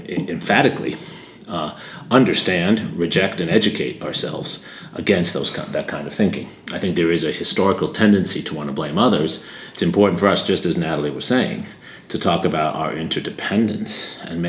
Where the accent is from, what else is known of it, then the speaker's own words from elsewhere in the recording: United States; I grew up with in the United States in the 1980s